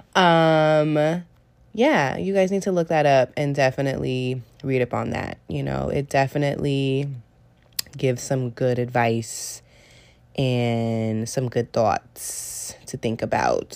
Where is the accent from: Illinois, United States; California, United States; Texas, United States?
California, United States; Bay Area; moved away as an adult; now in New York City, United States; I was in the Bay Area for about ten days and that's where I'm from. That is where I was born